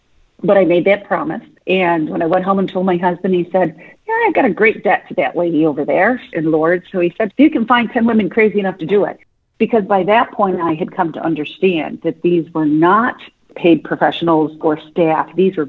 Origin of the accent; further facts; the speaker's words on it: United States; I'm so American.